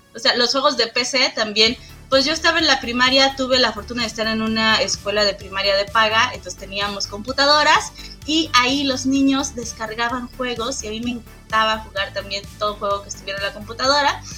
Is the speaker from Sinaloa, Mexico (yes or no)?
no; Michoacán, Mexico; also born or lived in Iztapalapa; now in Torreón, Mexico; yo soy originaria de Michoacán, toda esa historia que te estoy contando es cuando yo estaba en Michoacán